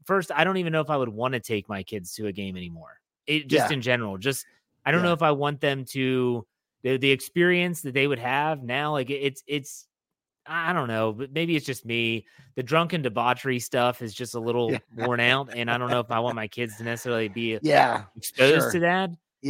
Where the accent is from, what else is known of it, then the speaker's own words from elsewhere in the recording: Wheeling, West Virginia, United States; now in Maryland, United States; I grew up in Wheeling, West Virginia. So my parents still live in Wheeling, West Virginia. And you're pinched in between Pennsylvania and Ohio.